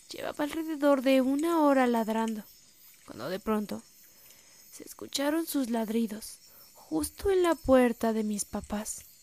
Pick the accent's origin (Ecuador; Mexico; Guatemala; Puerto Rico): Guatemala; Chimaltenango; Soy de Guatemala, de un pueblo del departamento de Chimaltenango.